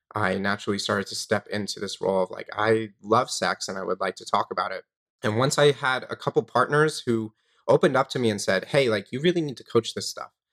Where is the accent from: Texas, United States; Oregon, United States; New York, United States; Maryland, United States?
New York, United States; Long Island; I grew up in New York on Long Island.